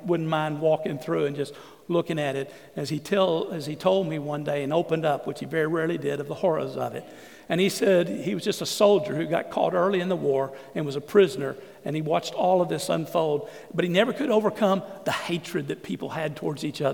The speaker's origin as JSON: {"language": "English", "region": "Southeast Texas", "country": "United States", "tie": "born or raised there", "also_born_or_lived": "San Antonio", "said": "I grew up in Southeast Texas where there was only one race, and we were all white"}